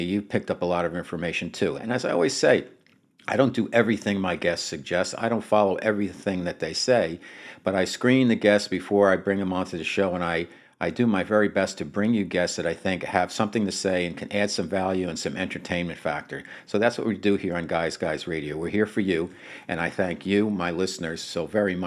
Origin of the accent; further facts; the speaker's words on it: Bergen County, New Jersey, United States; I grew up in the Northeast and in Bergen County, New Jersey